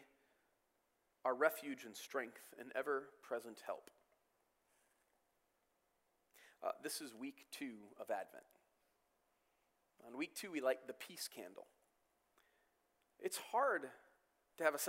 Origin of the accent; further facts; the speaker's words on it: Michigan, United States; I grew up in the States my entire life.